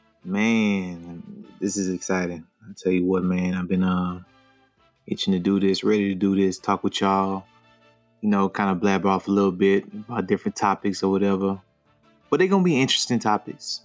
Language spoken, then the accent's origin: English; Louisiana, United States; now in Texas, United States; I'm from Louisiana